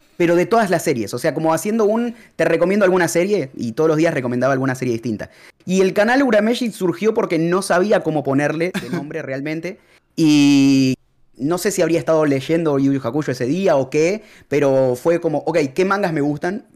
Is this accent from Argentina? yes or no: yes; Argentina; moved away as an adult; also born or lived in Peru; Soy de Argentina y me fui a vivir a Perú